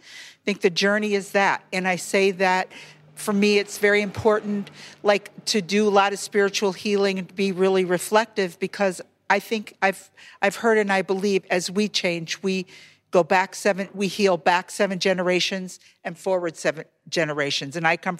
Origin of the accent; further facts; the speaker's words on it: Michigan, United States; now in Washington, DC, United States; I'm from Michigan, but living in DC.